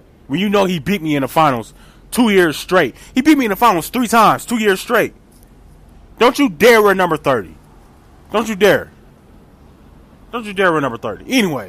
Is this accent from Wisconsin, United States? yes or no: yes; Milwaukee, Wisconsin, United States; I should know this because I'm from Milwaukee.